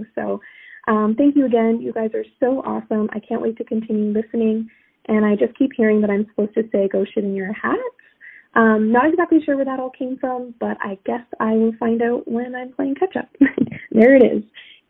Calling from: Toronto, Ontario, Canada; Hey there … I'm from the Toronto area.

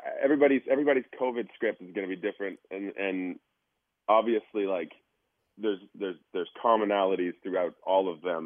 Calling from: Abbotsford, British Columbia, Canada; I'm calling from another time zone, far, far away. That's much earlier than where you guys are at. A magical place called British Columbia, Abbotsford.

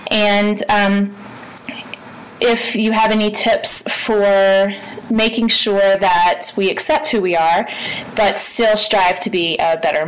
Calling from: Denver, Colorado, United States; I'm calling from Denver, Colorado.

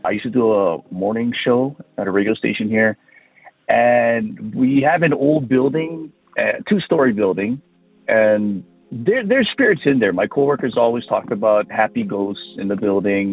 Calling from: Big Island of Hawaii, United States; I'm calling from the Big Island of Hawaii.

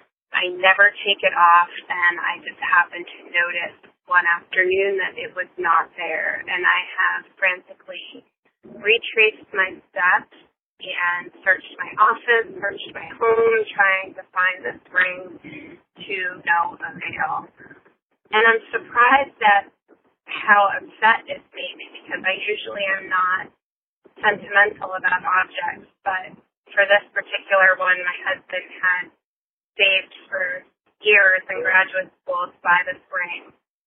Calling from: Tampa, Florida, United States; I'm calling from Tampa, Florida.

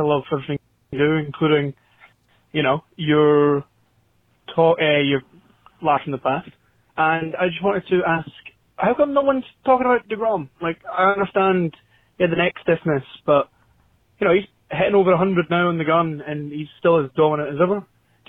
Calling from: Falkirk, Scotland, United Kingdom; I'm phoning from Falkirk, Scotland.

